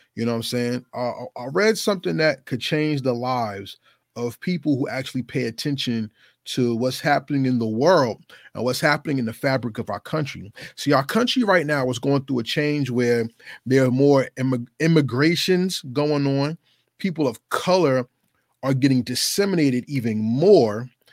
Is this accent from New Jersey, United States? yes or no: yes; New Jersey, United States; my home state, which is New Jersey.